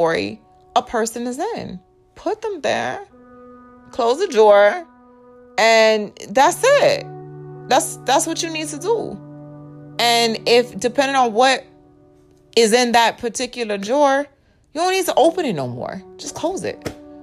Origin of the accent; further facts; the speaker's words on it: Indiana, United States; also born or lived in New York / Texas; now in Georgia, United States; I was born in Indiana. I was in Indiana for quite some time. And then I moved to New York, what, in 2006?